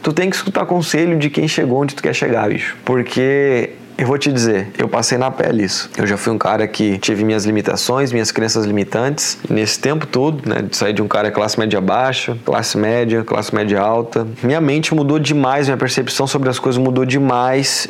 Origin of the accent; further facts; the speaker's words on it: Porto Alegre, Rio Grande do Sul, Brazil; moved away as an adult; now in Florianópolis, Brazil; Eu cresci, nasci lá, né, em Porto Alegre